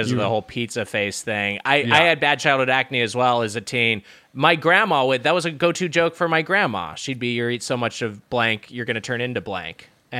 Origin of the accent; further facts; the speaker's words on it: California, United States; Actually, I grew up in sunny Southern California.